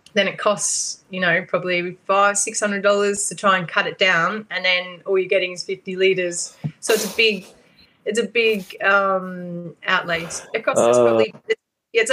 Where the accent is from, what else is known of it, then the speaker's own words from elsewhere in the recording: Australia; I'm probably from Australia.